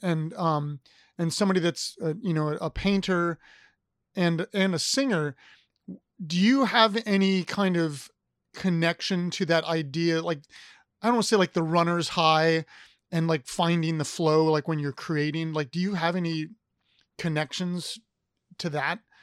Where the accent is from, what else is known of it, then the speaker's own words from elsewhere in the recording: Ohio, United States; moved away as an adult; now in Virginia, United States; I'm from Ohio